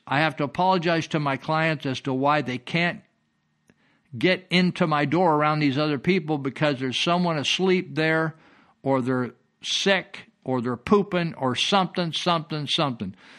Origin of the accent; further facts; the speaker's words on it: Marysville, California, United States; a friend I, I grew up with in Marysville